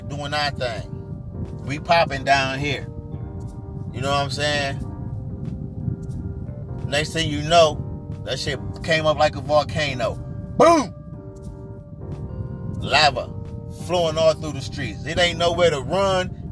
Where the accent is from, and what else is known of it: Midwest, United States